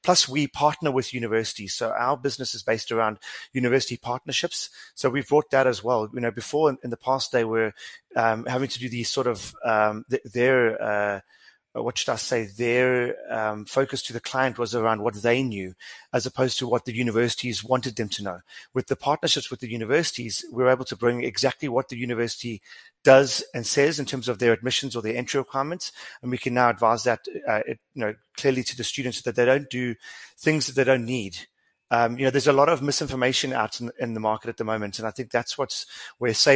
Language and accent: English; South Africa; as a South African